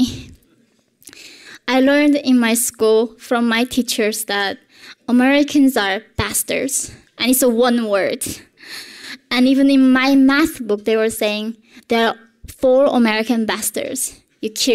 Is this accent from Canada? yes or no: no; North Korea; moved away; the world that I grew up in North Korea